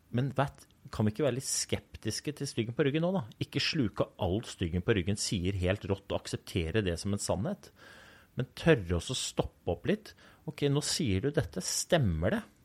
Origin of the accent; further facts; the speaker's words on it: Oslo, Norway; Den gutten som jeg var når jeg vokste opp i Groruddalen